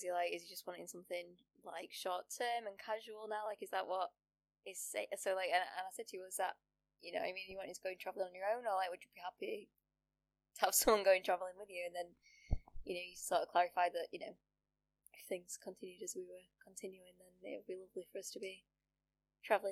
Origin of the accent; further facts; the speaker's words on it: United Kingdom; also born or lived in Sheffield; as a British student